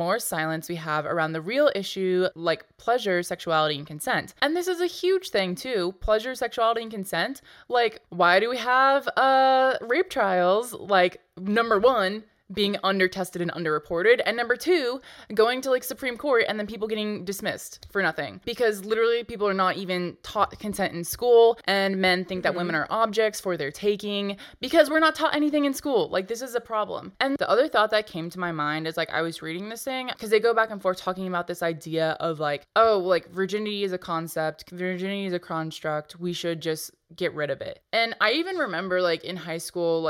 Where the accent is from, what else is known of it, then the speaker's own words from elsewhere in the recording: Texas, United States; I grew up in Texas